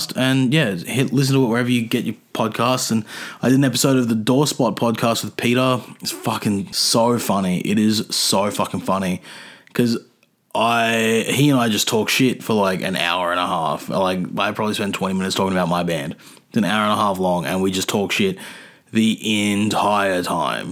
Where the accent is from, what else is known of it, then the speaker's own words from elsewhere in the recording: Adelaide, South Australia, Australia; moved away; No, I was born in Adelaide. I was born in Adelaide though.